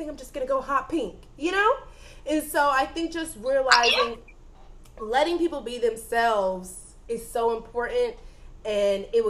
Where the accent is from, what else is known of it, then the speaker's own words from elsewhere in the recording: the South, United States; I'm from the South